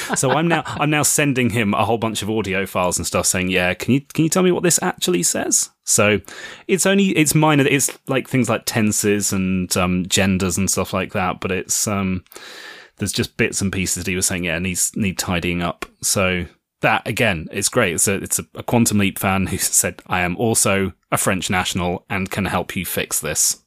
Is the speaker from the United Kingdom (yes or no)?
yes; United Kingdom; I am a British author